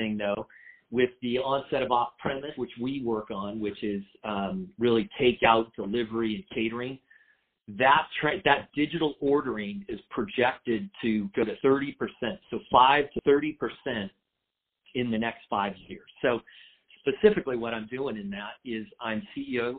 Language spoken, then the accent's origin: English; San Diego, California, United States; I grew up in San Diego in a family business